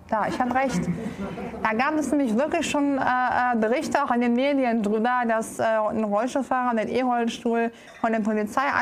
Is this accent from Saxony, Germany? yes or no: no; Düsseldorf, North Rhine-Westphalia, Germany; Genau, ich bin in Düsseldorf geboren und aufgewachsen.